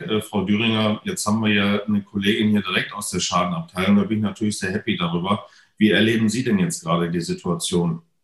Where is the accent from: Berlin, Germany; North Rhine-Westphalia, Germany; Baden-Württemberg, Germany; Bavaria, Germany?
North Rhine-Westphalia, Germany; moved away; hier hatte ich tatsächlich im Vorfeld ja schon bekannt gegeben, dass das, sagen wir mal, ähm, nicht nur meine alte Heimat ist